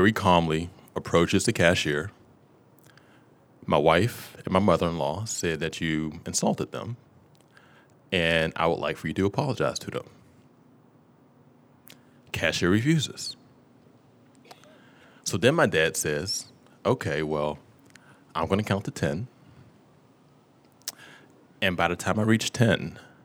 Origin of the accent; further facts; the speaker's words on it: Pittsburgh, Pennsylvania, United States; I'm from Pittsburgh, PA. Born and raised, and I still live there now